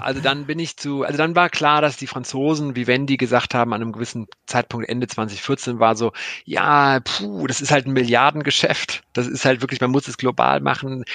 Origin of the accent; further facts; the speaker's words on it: Cologne, North Rhine-Westphalia, Germany; ich komme ja aus Köln